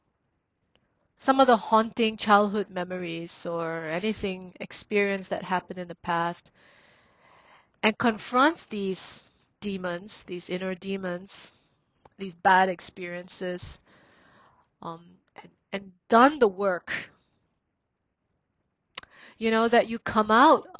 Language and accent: English; Singapore; born or raised there; also born or lived in Myanmar